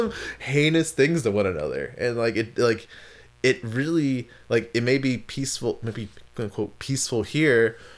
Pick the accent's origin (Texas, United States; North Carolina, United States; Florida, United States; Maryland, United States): Maryland, United States; also born or lived in California; because when I lived in California, people always thought I was either from like San Francisco or San Diego. I'm like, no, I'm from Maryland.